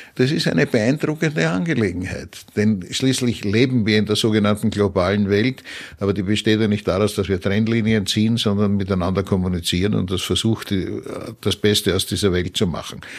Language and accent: German; Vienna, Austria; als Wiener aus der Stadt des Sigmund Freud